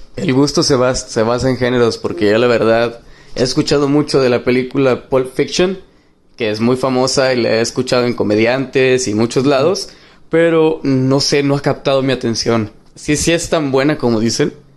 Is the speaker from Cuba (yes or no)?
no; Monterrey, Nuevo León, Mexico; now in Dallas, United States; soy de Monterrey, pero actualmente vivo en Dallas, Texas.